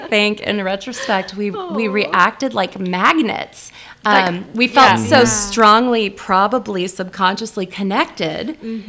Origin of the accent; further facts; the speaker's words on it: the Ozarks, United States; born there; now in Nebraska, United States; she's Swedish, and I was born in the Ozarks, and you know, we're just weird.